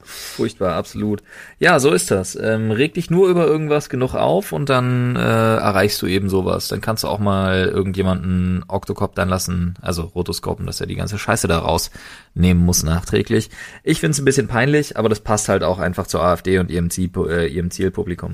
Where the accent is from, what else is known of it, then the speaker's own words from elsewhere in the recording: Berlin, Germany; als geborener Berliner